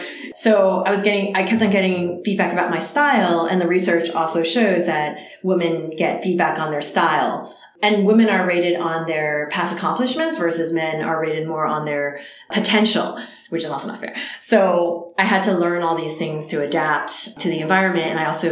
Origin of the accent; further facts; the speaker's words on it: East Coast, United States; now in California, United States; growing up on the East Coast, because there were fewer Asians there or where I was forced to assimilate.